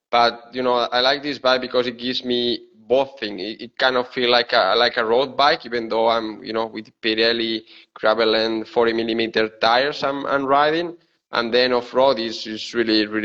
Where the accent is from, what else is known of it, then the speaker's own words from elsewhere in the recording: Spain; English is a second language; moved away as an adult; also born or lived in Seville, Spain; now in Bergamo, Italy; I'm from Spain. Yeah, I'm from Spain.